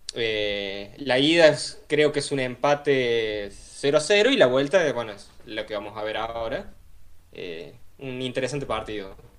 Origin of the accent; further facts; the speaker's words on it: Córdoba, Argentina; accent: cordobés; Como cordobés me siento discriminado